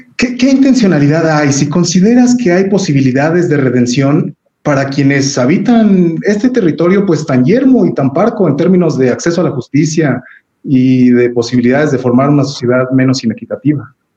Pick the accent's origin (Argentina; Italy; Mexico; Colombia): Mexico; nos han enmarcado como los mexicanos